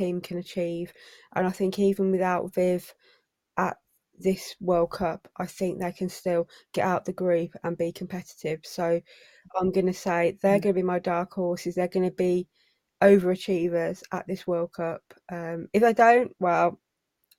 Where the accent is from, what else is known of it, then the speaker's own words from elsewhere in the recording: England, United Kingdom; as English people who are living in England